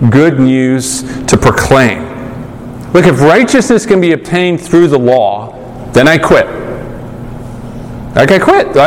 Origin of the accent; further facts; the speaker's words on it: United Kingdom; I'm a pastor now, and I'm British, mild mannered, whatever.